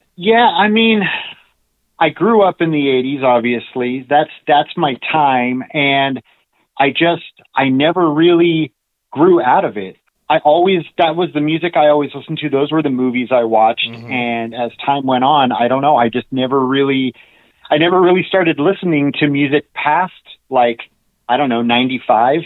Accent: Los Angeles, California, United States; also born or lived in North Hollywood / Reseda / Encino; I grew up in the San Fernando Valley. Um, I was born in North Hollywood and lived there until I was about six or seven years old, and then moved to Reseda

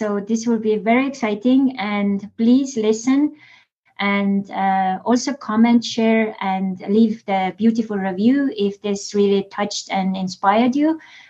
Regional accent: Estonia; accent: Estonian; English is a second language; with my Estonian accent

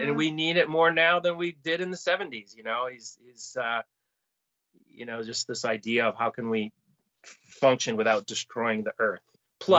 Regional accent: Falmouth, Massachusetts, United States; moved away as an adult; also born or lived in New York City, United States / Boston, United States; I grew up in Falmouth

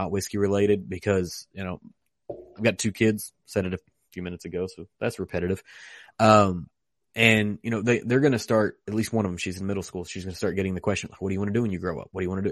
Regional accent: Western Kentucky, United States; I'm from Western Kentucky

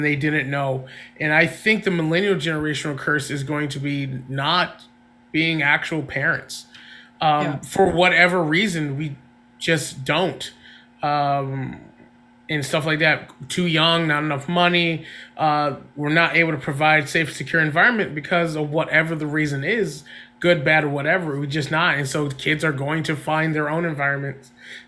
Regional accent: Charlotte, North Carolina, United States; I grew up in Charlotte, North Carolina

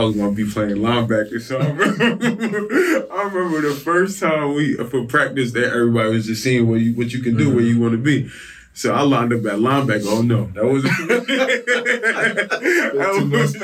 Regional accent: New York City, New York, United States; I'm from New York, from Staten Island, New York.

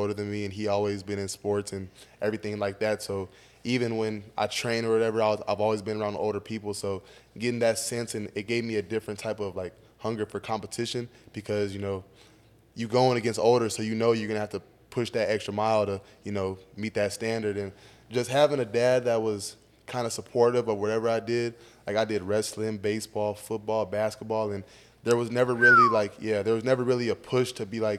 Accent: Fresno, California, United States; moved away as an adult; now in Georgia, United States; I'm from Fresno

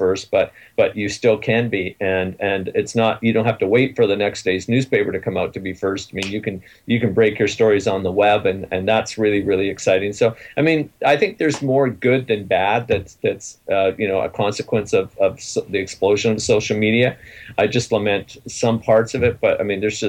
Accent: Ontario, Canada; I'm from Surrey, Ontario

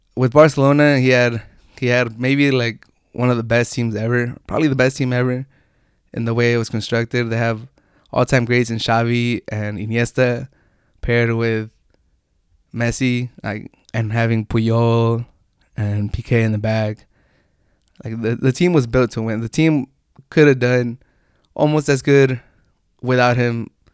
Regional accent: San Diego, California, United States; I'm from San Diego

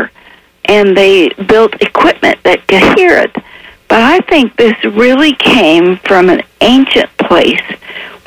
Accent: Appalachia, United States; I was raised in Appalachia with no electricity

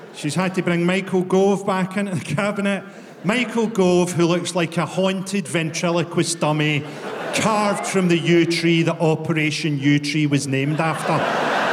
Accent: Glasgow, Scotland, United Kingdom; I'm from Glasgow

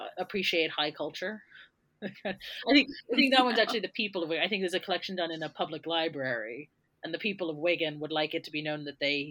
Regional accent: United States; moved away as an adult; now in United Kingdom; I'm American, and I moved over here to do my undergraduate degree

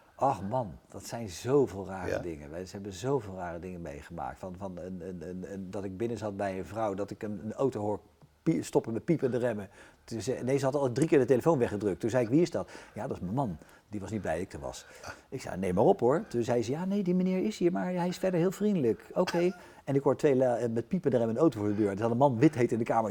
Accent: The Hague, South Holland, Netherlands; als ze vragen waar kom je vandaan, dan zeg ik al wel toch met enige trotse Den Haag

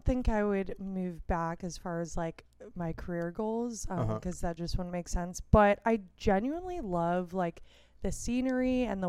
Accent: Silver Spring, Maryland, United States; now in Los Angeles, United States; I'm from where Dave Chappelle's from.

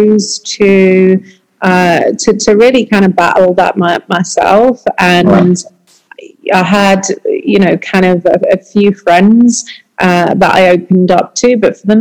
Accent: United Kingdom; moved away; being British

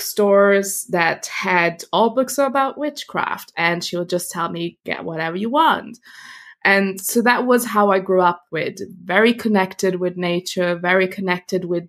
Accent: Italy; also born or lived in Germany; I was born in Germany, and from there, when I was a kid, we moved to Italy.

